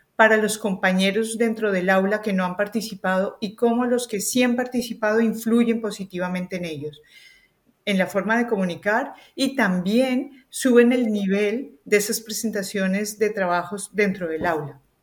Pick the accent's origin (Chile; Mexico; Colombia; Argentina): Colombia; accent: Colombian; moved away as an adult; now in Spain; Yo vengo de Colombia, se nota por mi acento